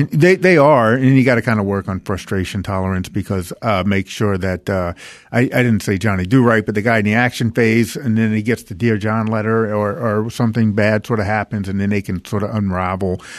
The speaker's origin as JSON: {"language": "English", "town": "New Orleans", "region": "Louisiana", "country": "United States", "said": "I'm from New Orleans"}